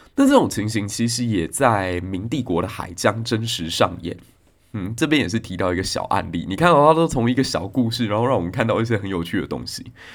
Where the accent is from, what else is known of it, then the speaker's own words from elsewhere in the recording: Kaohsiung, Taiwan; 我高雄人可能就在左营